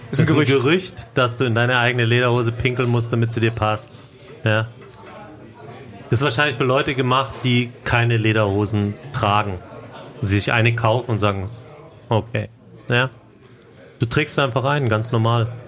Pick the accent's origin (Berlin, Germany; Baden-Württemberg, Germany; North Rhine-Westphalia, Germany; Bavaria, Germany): Bavaria, Germany; Und als Bayer hatte ich da 0,0 Probleme.